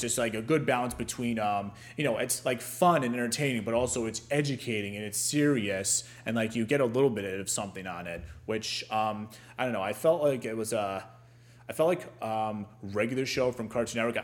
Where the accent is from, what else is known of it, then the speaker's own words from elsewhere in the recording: Ohio, United States; I'm from Ohio